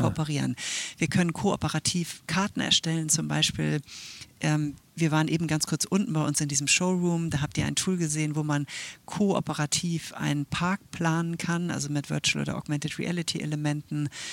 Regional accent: Switzerland; now in Hamburg, Germany; ich bin ja Schweizerin

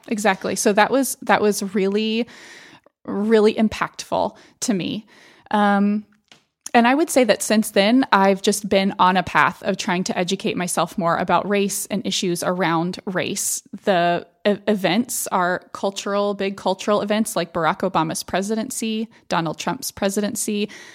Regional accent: Austin, Texas, United States; moved away; when I was growing up in South Austin

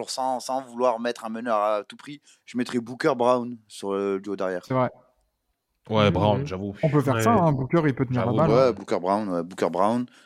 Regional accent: Marseille, Provence-Alpes-Côte d'Azur, France; et moi, en tant, que, en tant que Marseillais

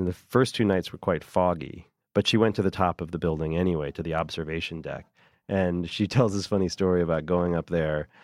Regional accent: California, United States; moved away as an adult; now in New York City, United States; I remember when I first moved to New York City in nineteen ninety-nine, I grew up in California

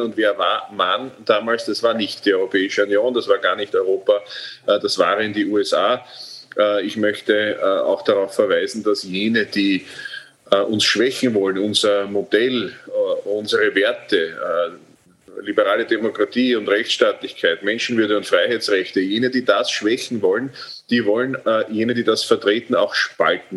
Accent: Austria; bei uns in Österreich

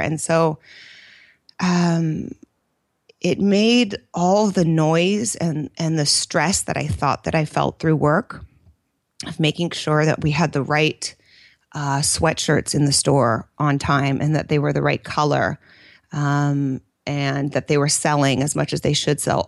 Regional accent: Bay Area, California, United States; also born or lived in New York / Italy; born and raised in the Bay Area

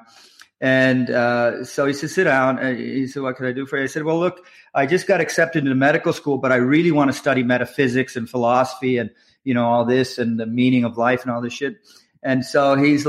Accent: Nova Scotia, Canada; moved away as an adult; also born or lived in Halifax / Toronto; I'm from Canada. I grew up in Canada, and I grew up in Nova Scotia, which in a little town in Nova Scotia.

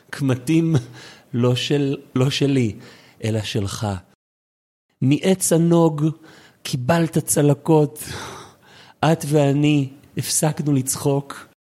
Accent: Bethlehem of Galilee, Northern District, Israel; פריבילגיה. זה בגלל שגדלתי בבית לחם הגלילי.

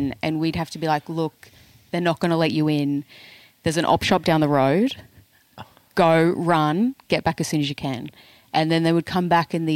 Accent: Ipswich, Queensland, Australia; I was from Ipswich

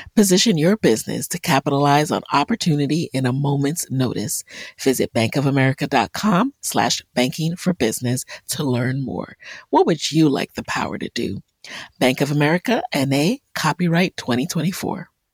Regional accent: New York City, New York, United States; also born or lived in Jamaica; I was born in Jamaica, grew up in the Bronx

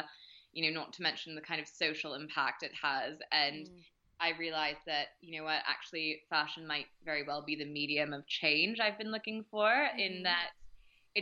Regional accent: Maine, United States; moved away as an adult; now in Paris, France; I grew up in Maine

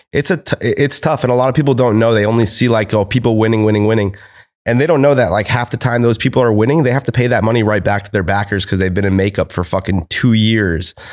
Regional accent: United States; I'm American.

